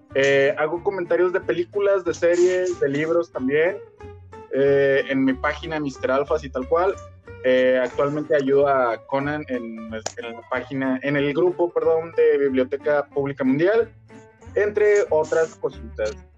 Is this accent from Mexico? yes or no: yes; Mexico; now in Monterrey, Mexico; el hecho de ser mexicano